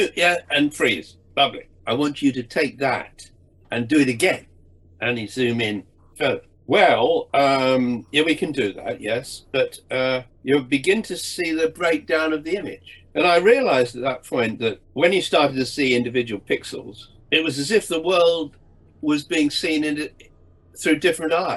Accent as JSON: {"language": "English", "region": "England", "country": "United Kingdom", "said": "I'm an English Protestant sort of aristocratic representative"}